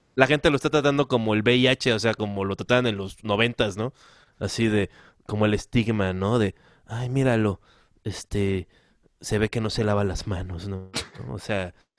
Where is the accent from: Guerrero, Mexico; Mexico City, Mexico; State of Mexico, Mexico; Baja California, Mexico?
Guerrero, Mexico; yo como soy, soy guerrerense